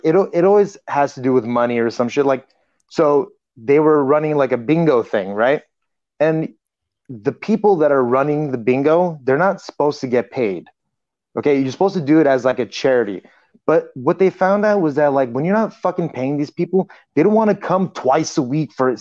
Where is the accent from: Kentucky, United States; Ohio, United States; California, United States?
California, United States; Los Angeles; I grew up in Los Angeles